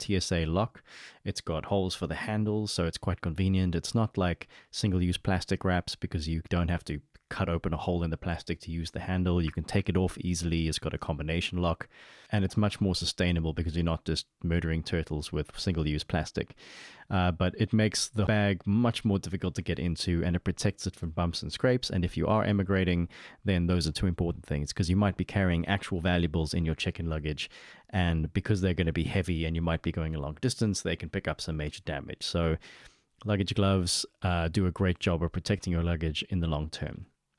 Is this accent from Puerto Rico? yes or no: no; Namibia; I was born in Namibia